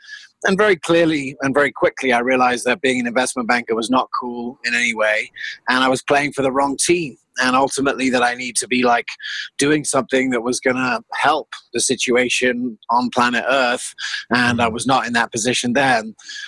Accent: South Africa; also born or lived in England; I grew up half in South Africa and half England.

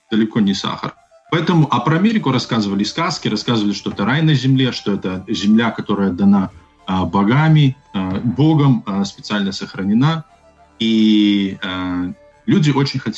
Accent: Belarus; Мы как белорусы

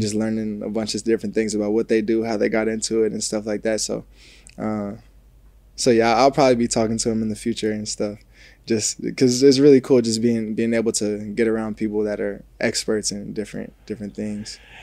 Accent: New Jersey, United States; moved away as an adult; also born or lived in Ohio; now in Los Angeles, United States; I'm a kid from New Jersey.

